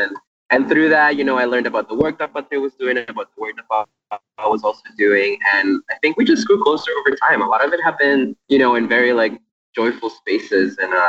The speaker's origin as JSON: {"language": "English", "country": "Puerto Rico", "tie": "born or raised there", "second_language": "English", "moved": "as an adult", "lives_now": "New York, United States", "said": "I learned English like watching TV when I was growing up in Puerto Rico. And then moving to New York"}